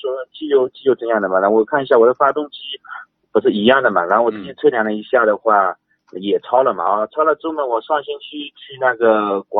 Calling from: Ningbo, Zhejiang, China; 呃，宁波宁波，

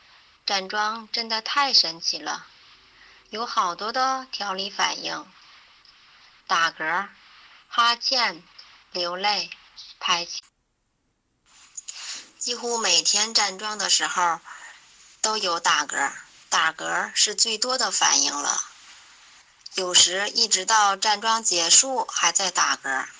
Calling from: Tangshan, Hebei, China; 我是来自河北唐山的…。

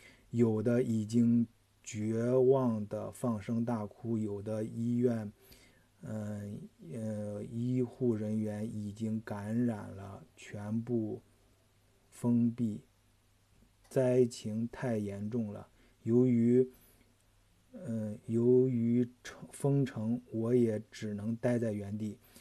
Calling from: Xiaogan, Hubei, China; 我所以，我所在的呃城市是湖北的孝感，一个。离湖北非常近的地方，啊，离武汉非常近的地方

